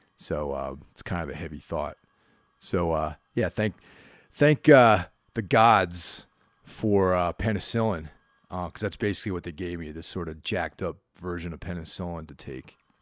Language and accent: English; Carmel, New York, United States; when I was growing up in Carmel, New York, which is, like, this small, one-horse town